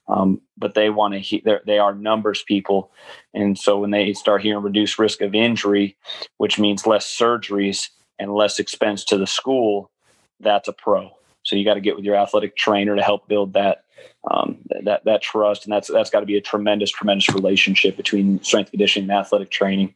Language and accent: English; Buffalo, New York, United States; moved away; I'm from Buffalo, New York, small winter snow town